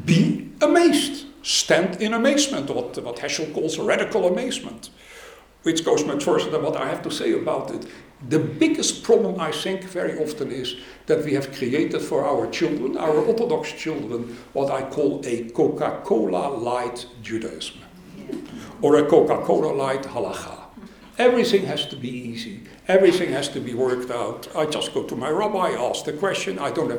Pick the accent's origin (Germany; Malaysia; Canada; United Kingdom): Germany; Goslar, Lower Saxony; born there; I was born in Goetzlar, in a totally secular society and in a secular family.